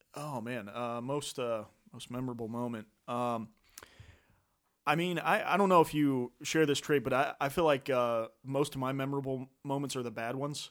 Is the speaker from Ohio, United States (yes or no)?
yes; Franklin, Ohio, United States; moved away as an adult; from the Dayton area originally. Uh, actually, Franklin is kinda my hometown